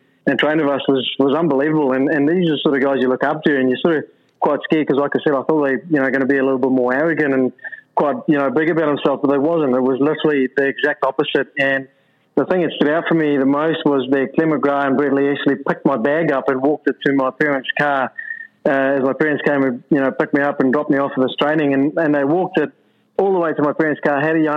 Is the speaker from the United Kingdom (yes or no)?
no; South Africa; growing up in South Africa